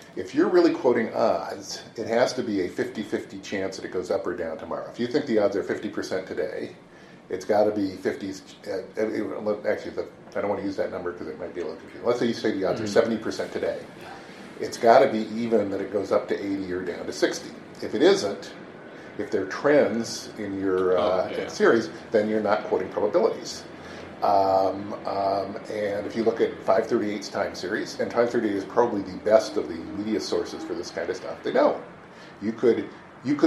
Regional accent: Seattle, Washington, United States; I was born and raised in Seattle.

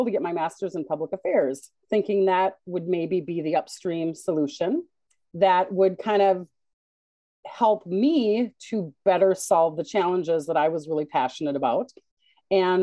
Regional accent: Minnesota, United States; I am a Minnesotan through and through

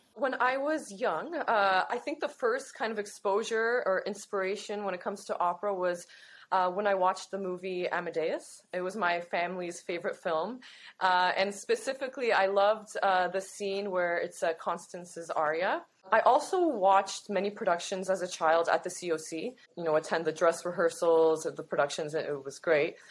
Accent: Toronto, Ontario, Canada; I'm from Toronto, born and raised.

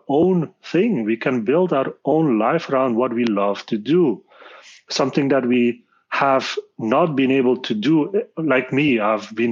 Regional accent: Belgium; I'm born and raised in Belgium

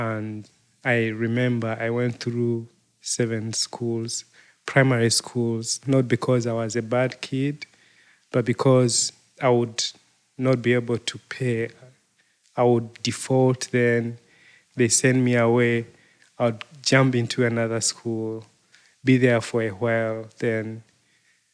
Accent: Uganda; I am from Uganda

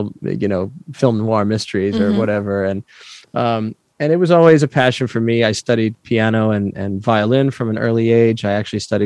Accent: New York, United States; I grew up in New York, and we went into the city

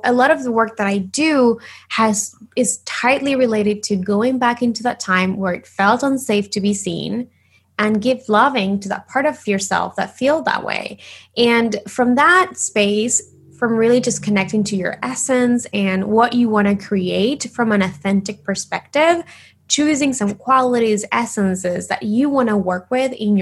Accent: Argentina; English is a second language; moved away as an adult; now in Los Angeles, United States; I am originally from Argentina. So if you hear a little bit of an accent, that's why. But, you know, I live in LA in the US I've been living here for like 10 years

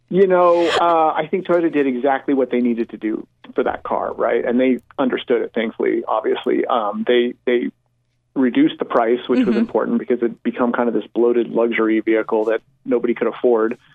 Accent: Colorado, United States; moved away; Colorado, my home state where I grew up

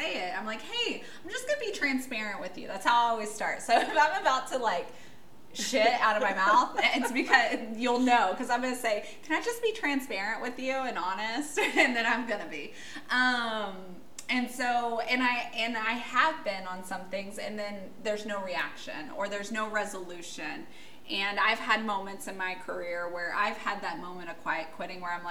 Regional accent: United States; I'm American

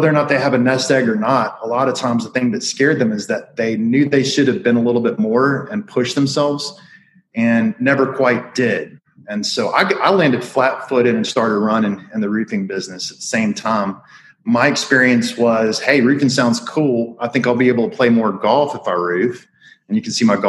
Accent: Alabama, United States; I grew up in Alabama.

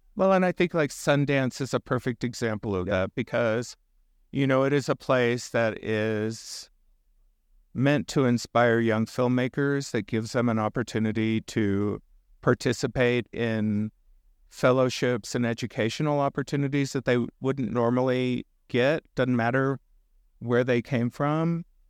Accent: South Texas, United States; I was raised in South Texas

